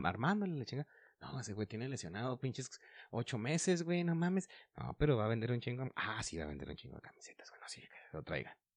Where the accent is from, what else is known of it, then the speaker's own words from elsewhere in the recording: Mexico; güeyes que estamos aquí en México